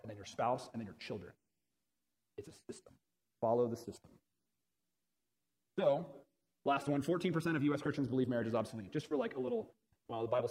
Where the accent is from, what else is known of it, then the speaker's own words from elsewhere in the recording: Florida, United States; I'm from Florida